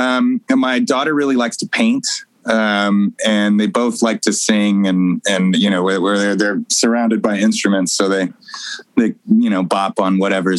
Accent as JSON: {"language": "English", "town": "Arlington", "region": "Texas", "country": "United States", "tie": "born or raised there", "also_born_or_lived": "Sacramento", "said": "No, I was born in Sacramento. {S0} Oh. {S1} And I moved to Arlington, Texas. My dad was a baseball player."}